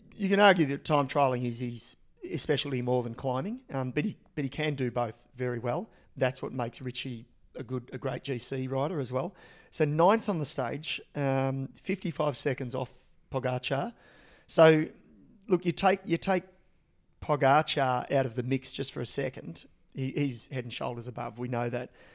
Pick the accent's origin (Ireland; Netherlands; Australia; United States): Australia; as an Australian and as a really young kid